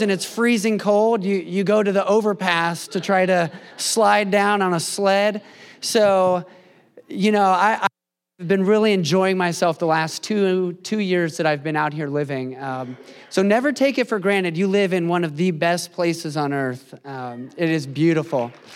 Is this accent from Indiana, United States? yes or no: yes; Indiana, United States; moved away as an adult; now in West Coast, United States; I grew up in Indiana, the Midwest. I'm a Hoosier